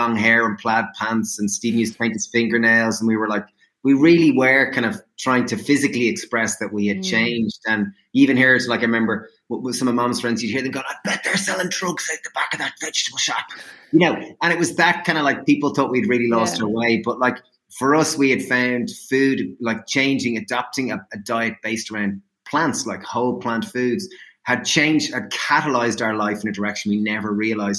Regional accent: Ireland; we grew up in Ireland on a standard meat and two veg diet

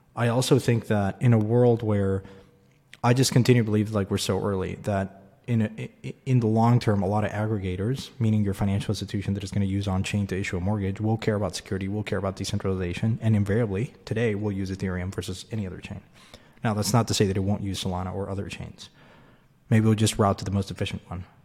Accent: Mexico; I grew up in Mexico.

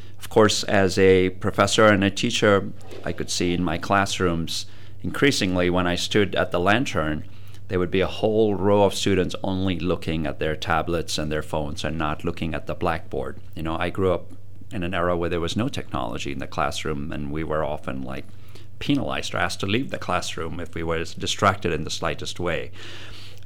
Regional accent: Chennai, Tamil Nadu, India; moved away as an adult; now in United States; I grew up in South India

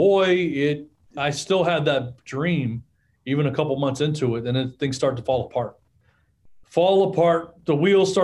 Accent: Orange, Texas, United States; I was born in Orange, Texas

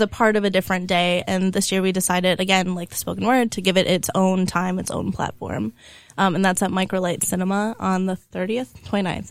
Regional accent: small town near Madison, Wisconsin, United States; also born or lived in Chicago; now in Milwaukee, United States; I'm from a small town

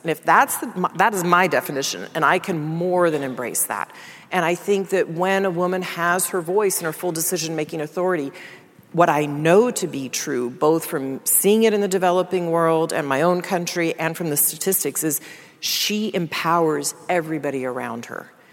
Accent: Dallas, Texas, United States; I grew up in Dallas, Texas

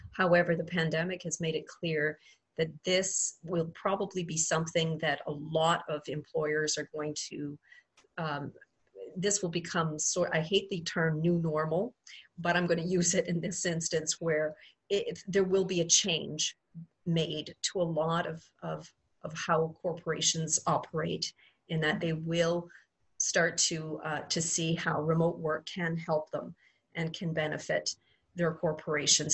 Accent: Quebec, Canada; moved away as an adult; now in Ontario, Canada; I um, am a Quebec born and raised uh, girl, so I'm French Canadian

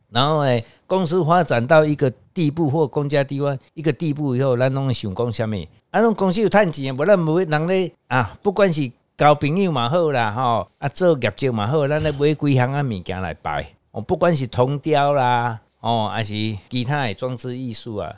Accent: Taiwan; 我是台湾人

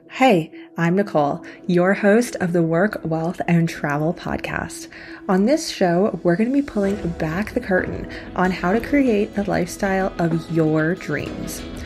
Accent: Canada; moved away as an adult; also born or lived in China; I grew up in Canada in a very small town

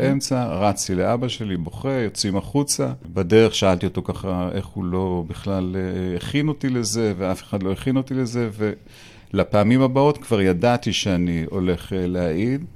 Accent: Tel Aviv, Tel Aviv District, Israel; אני בכלל גדלתי בשכונה כזו של כל מיני אה, רמטכ"לים וכל מיני אה, אנשי מוסד באפקה

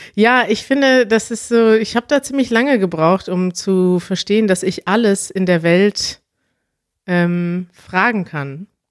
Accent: Germany; wir sind ja Deutsche

